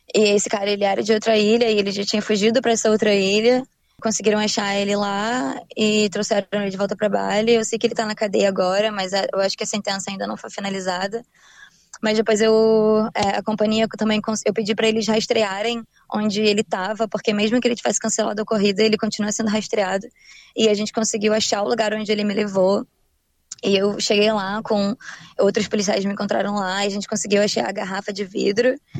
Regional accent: Rio de Janeiro, Brazil; moved away as an adult; now in Brisbane, Australia; crescendo no Rio de Janeiro

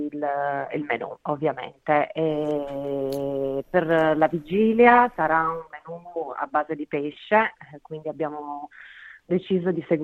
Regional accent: Province of Avellino, Campania, Italy; also born or lived in Turin; now in Australia; sono della provincia di Avellino, eh, però trasferita poi a Torino

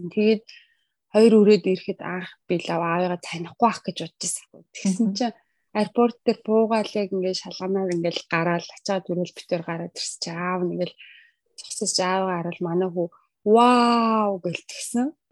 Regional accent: Mongolia; moved away as an adult; now in Australia; Мэдээж төрсөн нутаг, өссөн нутаг, эзэн амнаа олохлоор манай Монгол минь бол сайхан байлгүй яах вэ?

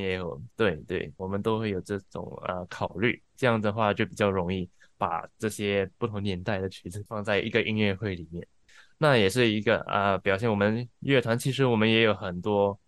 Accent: Singapore; moved away as an adult; now in Melbourne, Australia; 我是来自新加坡的。啊，我二零 ，一六年，呃，搬到墨尔本来念书，毕业过后就继续在这里做工

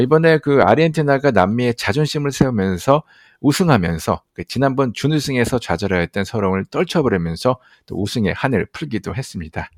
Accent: South Korea; 또 한국 사람으로서도 아시안으로서

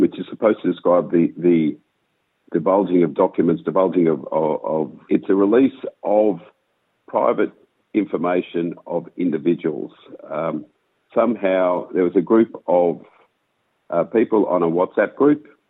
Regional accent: Melbourne, Victoria, Australia; I've born and bred in Melbourne, child of Holocaust survivors.

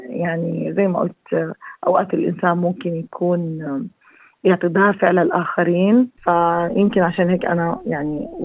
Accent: Gaza Strip, Palestine; لما بدي اقول لك انه انا كفلسطينيه وكميه التاثير اللي بيصير في فلسطين من خصوصا في غزه موطني

